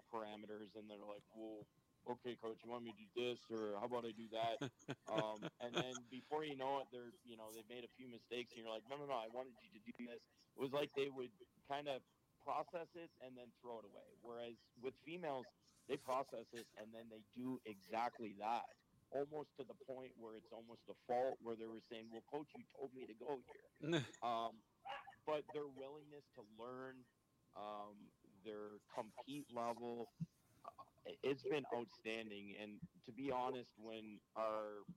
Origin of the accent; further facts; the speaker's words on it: Ottawa, Ontario, Canada; accent: Canadian; moved away; I'm originally from Ottawa, Ontario, Canada